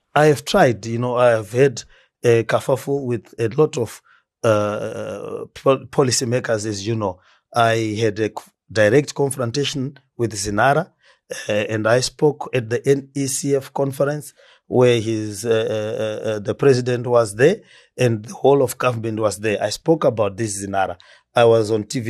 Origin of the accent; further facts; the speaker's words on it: Marondera, Mashonaland East, Zimbabwe; also born or lived in Gweru, Zimbabwe; now in Harare, Zimbabwe; I was born in Marondera.